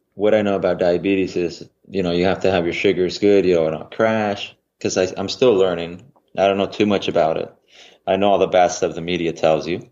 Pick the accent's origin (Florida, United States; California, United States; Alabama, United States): California, United States; about 35 minutes from Fresno; it was just about actually 35 minutes from my hometown